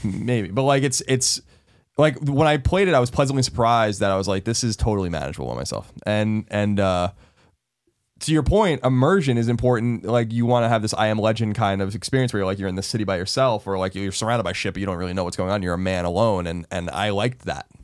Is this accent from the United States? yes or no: yes; New York, United States; I'm from New York